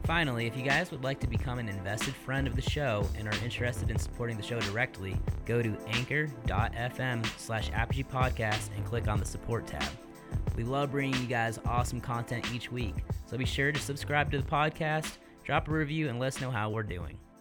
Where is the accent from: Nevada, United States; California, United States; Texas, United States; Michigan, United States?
Michigan, United States; moved away; I'm from Michigan